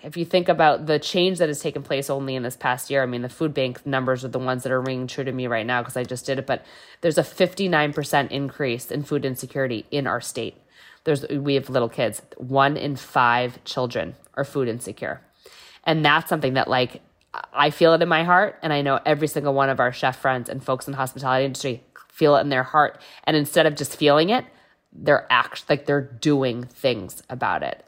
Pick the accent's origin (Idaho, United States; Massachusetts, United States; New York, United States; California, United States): Massachusetts, United States; also born or lived in New Hampshire; I am actually from Massachusetts, but went to U N H